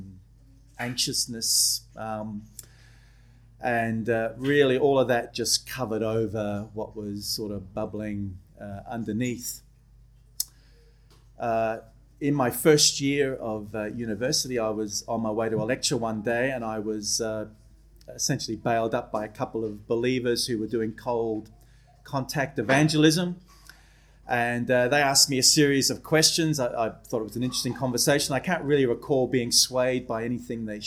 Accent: Adelaide, South Australia, Australia; also born or lived in Belfast, Northern Ireland; I was born in Belfast, Northern Ireland. My parents were what were called 10-pound paddies. We were assistant migrants. We came out to Australia in the early 70s. I grew up in Adelaide

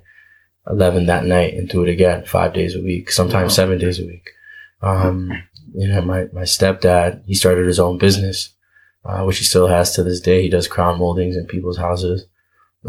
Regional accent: Toronto, Ontario, Canada; also born or lived in Montreal / Manitoba / Cleveland / Minnesota; now in Brampton, Canada; I was born in Montreal, moved to Scarborough when I was about 1.5, 2 years old. I was in Scarborough from ages 2 to 13

